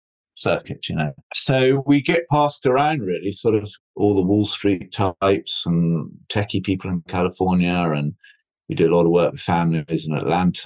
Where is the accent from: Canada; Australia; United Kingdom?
United Kingdom; Scotland; also born or lived in United States / London; I came back from America in 1999 to Scotland, where I come from